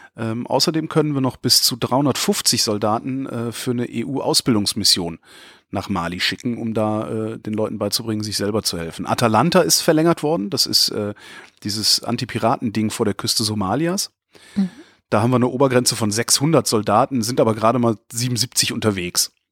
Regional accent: Germany; ich stolz bin, ein Deutscher zu sein

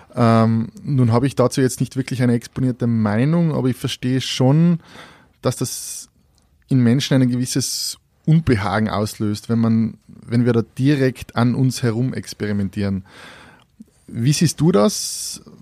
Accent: Austria; wir als Österreicher

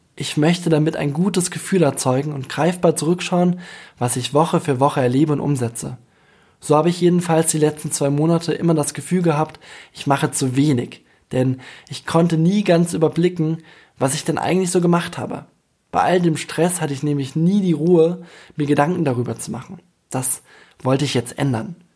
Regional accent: Bamberg, Bavaria, Germany; moved away as an adult; also born or lived in New York; fern von meiner Heimat Bamberg

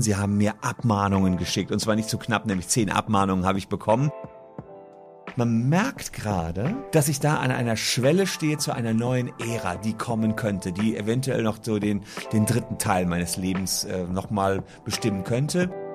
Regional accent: Gevelsberg, North Rhine-Westphalia, Germany; also born or lived in Cologne / Leuven; da war ich 15 in meinem Heimatdorf Gefelsberg

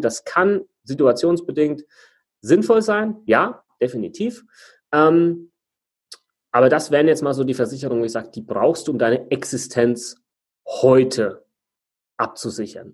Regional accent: Germany; Bei uns in Deutschland

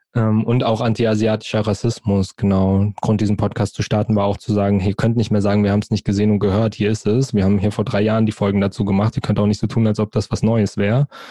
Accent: Frankfurt, Hesse, Germany; ich bin in Frankfurt, in und um Frankfurt aufgewachsen, geboren, groß geworden

